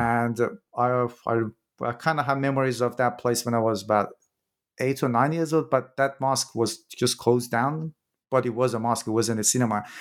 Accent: Iran; I'm from Iran myself

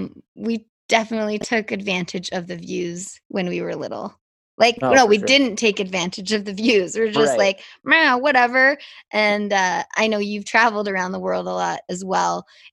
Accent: Canada

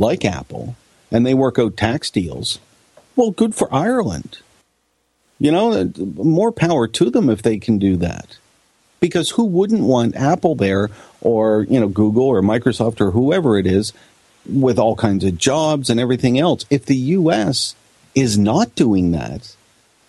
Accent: Canada

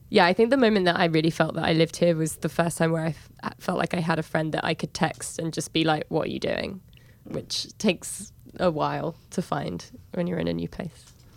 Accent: England, United Kingdom; moved away as an adult; now in New York, United States; in New York, I'm seen as an English person that lives here

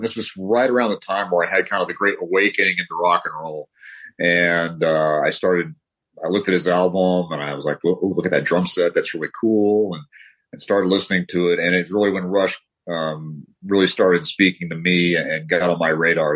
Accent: Denver, Colorado, United States; also born or lived in Southern California; now in California, United States; I grew up in Denver

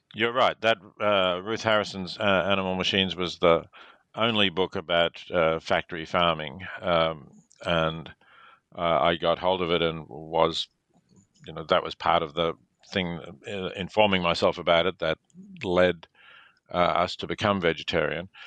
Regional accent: Melbourne, Victoria, Australia; I was born in Melbourne, Australia

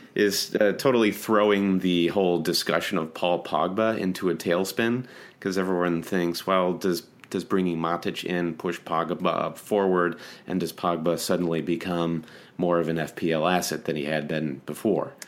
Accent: United States; great American homers

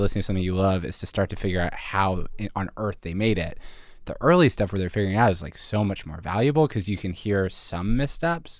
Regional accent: Philadelphia, Pennsylvania, United States; moved away as an adult; also born or lived in Montreal; I'm from Philadelphia, or I'm from suburban Philadelphia, and I went to school in Montreal

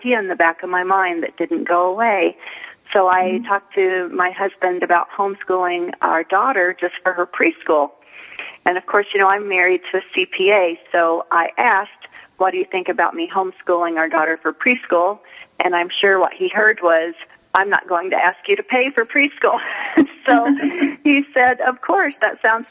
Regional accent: Midwest, United States; also born or lived in Los Angeles; now in Phoenix, United States; growing up in the Midwest

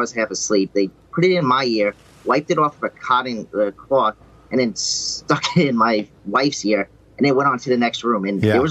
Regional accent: United States; I'm from the United States

